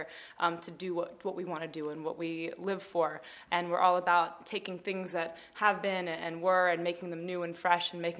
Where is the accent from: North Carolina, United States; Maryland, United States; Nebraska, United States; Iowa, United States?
Maryland, United States; Baltimore; moved away as an adult; I'm from Baltimore, the East Coast.